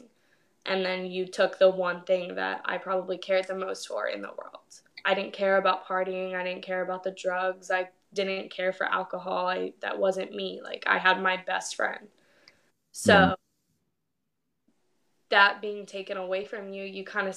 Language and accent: English; Port St. Lucie, Florida, United States; I was born and raised in Port St. Lucie, Florida. I still live here